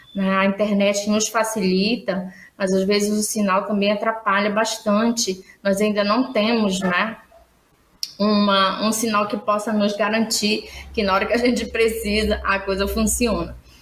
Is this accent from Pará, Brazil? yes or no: yes; Santarém, Pará, Brazil; eu sou de Santarém, no Pará